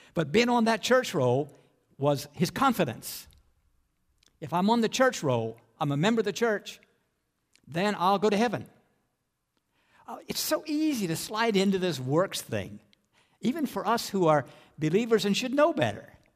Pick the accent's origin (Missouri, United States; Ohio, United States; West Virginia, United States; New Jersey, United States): West Virginia, United States; Appalachian Mountains of; When I grew up in the Appalachian Mountains of West Virginia